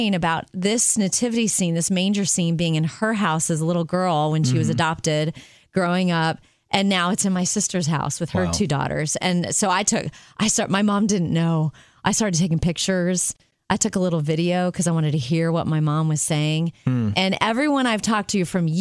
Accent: Jupiter, Florida, United States; growing up in Jupiter, Florida

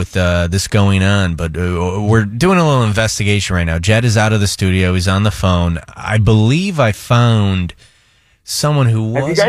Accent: Midwest, United States; I'm from the Midwest

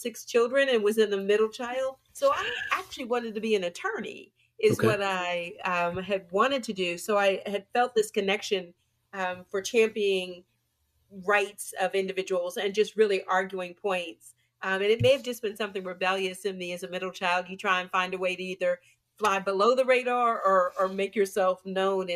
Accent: Pittsburgh, Pennsylvania, United States; moved away; I'm originally from Pittsburgh, and I rep my 412, as I say all the time, hard. Believe in my city that I am from. And, you know, grew up with, like most, you know, Black folks in the 60s, you know, grew up in the inner city

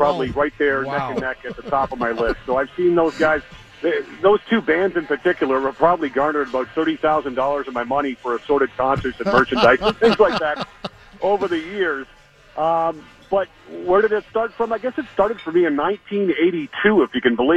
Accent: Toronto, Ontario, Canada; I grew up in Toronto. I grew up a diehard Toronto Maple Leafs fan.

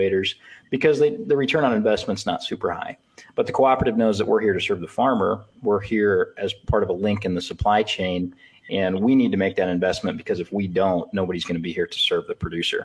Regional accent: Elgin, Nebraska, United States; also born or lived in Lincoln, Nebraska; I'm a Northeast Nebraska farm kid. I grew up in Elgin, Nebraska, southern Antelope County

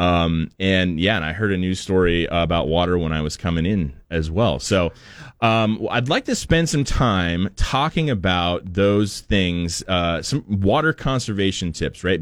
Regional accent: Portland, United States; moved away; growing up in Portland

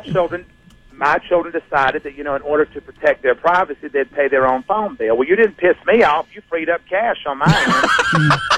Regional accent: South Carolina, United States; I grew up in South Carolina.

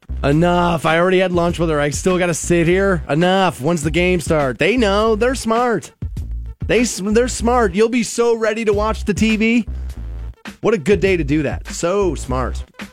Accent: Aurora, Ohio, United States; I grew up pretty much right across the street from Geauga Lake. I grew up in Aurora Shores.

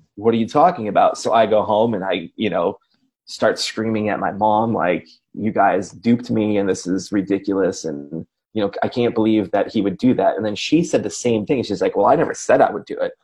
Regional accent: Racine, Wisconsin, United States; I grew up in Racine, it's like half hour out of town

